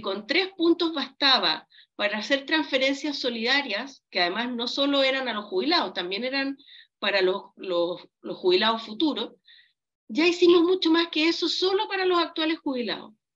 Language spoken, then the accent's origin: Spanish; Chile; como chilenos